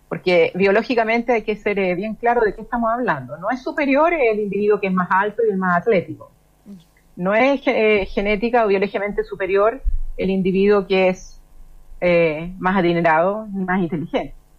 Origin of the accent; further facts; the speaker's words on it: Chile; cómo somos los chilenos